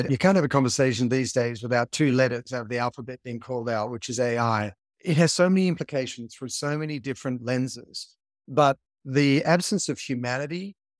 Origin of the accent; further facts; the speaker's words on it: United States; As an American citizen, it's as American as apple pie.